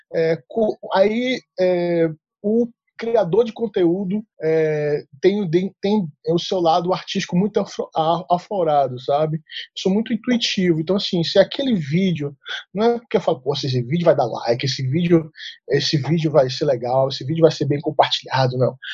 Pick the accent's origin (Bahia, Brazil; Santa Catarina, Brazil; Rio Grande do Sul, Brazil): Bahia, Brazil; Salvador; accent: baianês; moved away as an adult; now in Brasília, Brazil; eu sou é, natural de Salvador, Bahia, né? Pelo sotaque que você vai ver, perceber da conversa, que é, o baianês aqui é muito forte